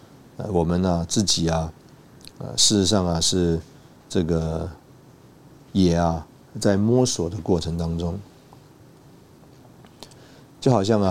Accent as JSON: {"language": "Chinese", "country": "China", "said": "这个我们中国人呢不太会这种 small talk。"}